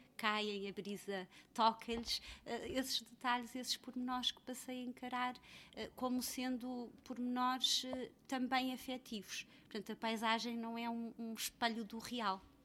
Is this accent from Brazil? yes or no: no; Freixo de Espada à Cinta, Bragança District, Portugal; moved away; also born or lived in Mozambique; nasci em Moçambique e cresci em Freixo Espada à Cinta